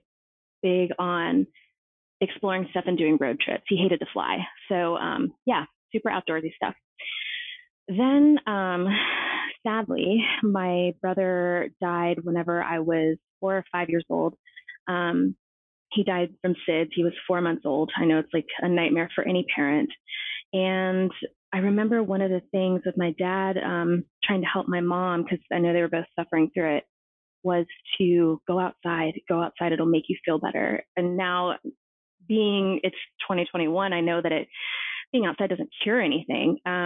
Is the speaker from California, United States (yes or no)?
yes; San Francisco, California, United States; moved away; I'm originally from San Francisco.